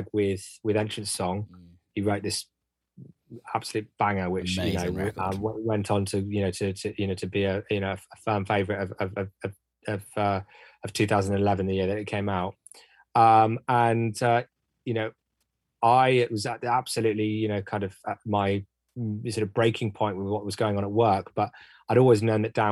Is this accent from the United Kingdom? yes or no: yes; Bristol, South West England, United Kingdom; We're both from Bristol.